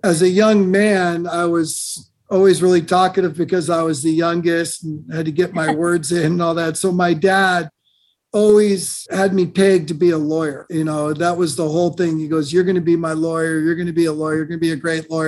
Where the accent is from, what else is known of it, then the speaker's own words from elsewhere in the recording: Castro Valley, California, United States; I grew up in suburbia in Castro Valley. It's in Northern California. It's in the Bay Area